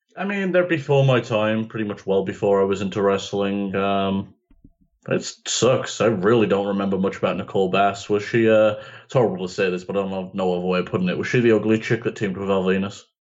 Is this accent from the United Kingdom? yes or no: yes; United Kingdom; I'm British